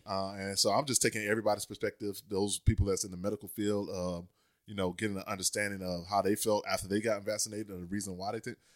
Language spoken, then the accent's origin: English; Leesburg, Florida, United States; moved away; also born or lived in Orlando; I'm from Orlando, but my hometown is a little town called Leesburg